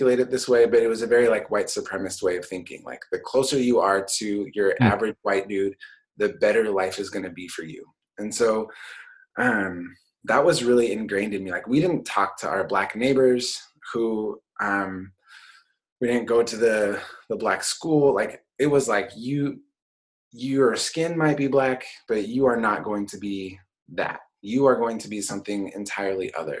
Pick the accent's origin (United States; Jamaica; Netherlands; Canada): United States; Portland, Oregon; So I grew up in Portland. I grew up in inner city Portland.